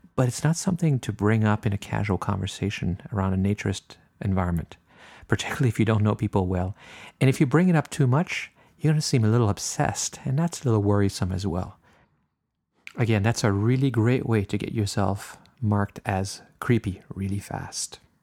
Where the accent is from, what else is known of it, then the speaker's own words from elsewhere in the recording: Canada; I'm French Canadian